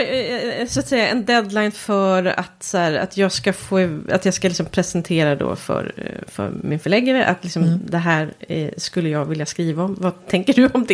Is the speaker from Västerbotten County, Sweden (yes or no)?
no; Stockholm, Stockholm County, Sweden; accent: Stockholmsprat (Stockholm speech); jag bor ju ändå i Stockholm och kommer dit med mitt Stockholmsprat